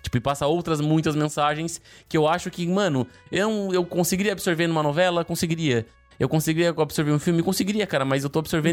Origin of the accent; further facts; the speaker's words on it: town on the Brazil–Uruguay border, Rio Grande do Sul, Brazil; moved away; minha cidade natal, onde eu cresci